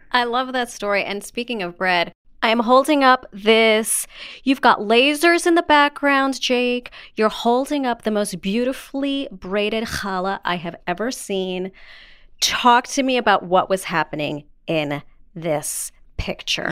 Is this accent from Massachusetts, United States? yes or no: no; New York City, New York, United States; growing up in the Bronx, New York, I would say I am Jew-ish